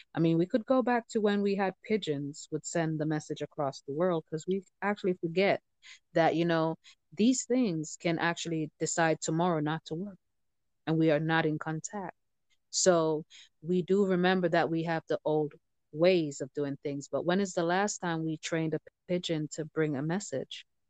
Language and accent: English; Jamaica; moved away; being Jamaican born